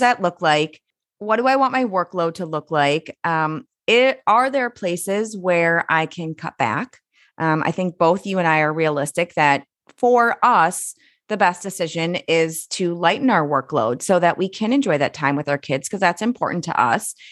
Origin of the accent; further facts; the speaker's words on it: Minnesota, United States; as a Minnesotan